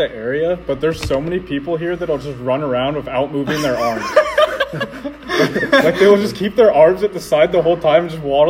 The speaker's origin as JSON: {"language": "English", "town": "Auburn", "region": "Washington", "country": "United States", "moved": "as an adult", "lives_now": "Quincy, United States", "said": "I'm from Auburn, Washington."}